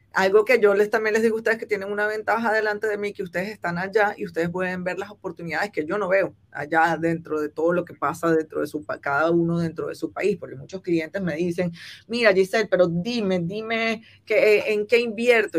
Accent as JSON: {"language": "Spanish", "country": "Venezuela", "tie": "born or raised there", "moved": "as an adult", "lives_now": "Guangzhou, China", "said": "en Venezuela, que es mi país natal"}